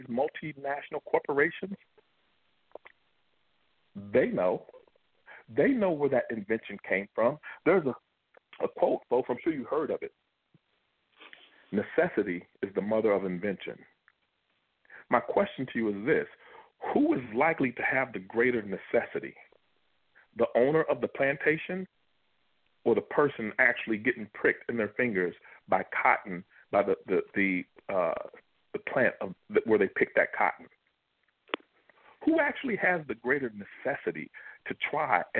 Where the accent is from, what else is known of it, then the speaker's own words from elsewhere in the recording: Kentucky, United States; I'm from Kentucky